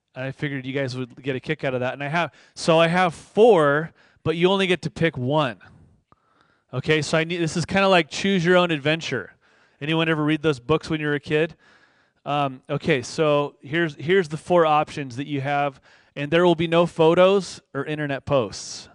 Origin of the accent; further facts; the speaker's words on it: Moorpark, California, United States; also born or lived in East Los Angeles, California; I was born in East L A, but I grew up in the suburbs, okay? I grew up in Moore Park.